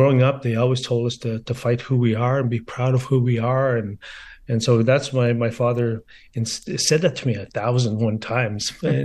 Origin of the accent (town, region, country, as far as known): Garden River, Ontario, Canada; born or raised there; also born or lived in Sault Ste. Marie, Ontario